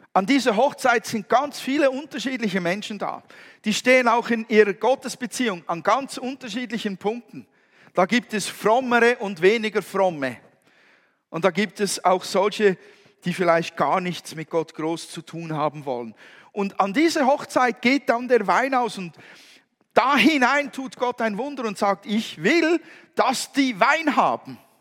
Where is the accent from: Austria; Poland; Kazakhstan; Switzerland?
Switzerland; bei uns in der Schweiz